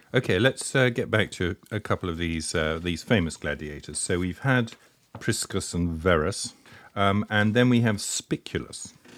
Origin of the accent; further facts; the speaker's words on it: United Kingdom; accent: Britannic; my dreadful Britannic accent